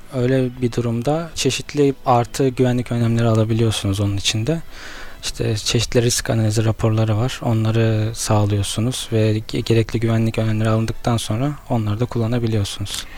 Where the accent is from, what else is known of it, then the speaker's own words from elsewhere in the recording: Istanbul, Turkey; 1990 İstanbul'da doğumluyum